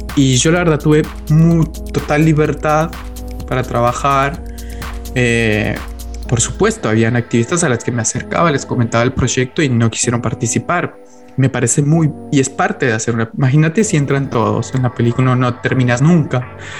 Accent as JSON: {"language": "Spanish", "country": "Colombia", "moved": "as an adult", "lives_now": "Argentina", "said": "Yo soy colombiano, yo vine a vivir a la Argentina hace más o menos 13 años"}